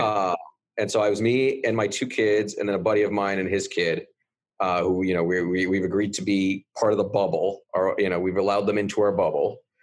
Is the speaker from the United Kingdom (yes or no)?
no; Canada; now in United States; I'm Canadian